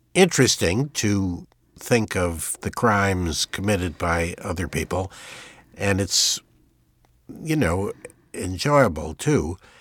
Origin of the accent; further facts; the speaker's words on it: United States; I am an American